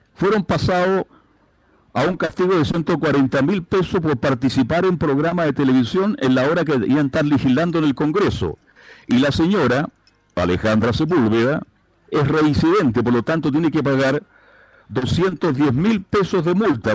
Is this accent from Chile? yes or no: yes; Chile; soy un profesional serio, responsable y muy exitoso en mi país durante muchos años